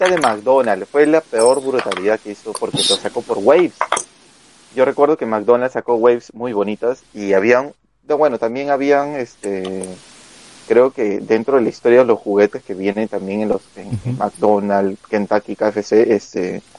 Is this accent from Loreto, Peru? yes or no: no; Lima, Peru; todavía sigo en Lince.